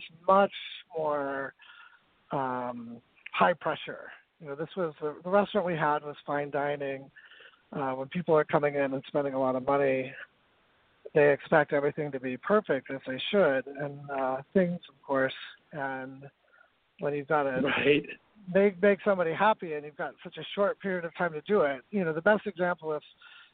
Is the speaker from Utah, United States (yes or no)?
yes; northern Utah, United States; moved away as an adult; also born or lived in San Francisco / Palm Springs; I grew up in northern Utah in a small farming town outside of Salt Lake City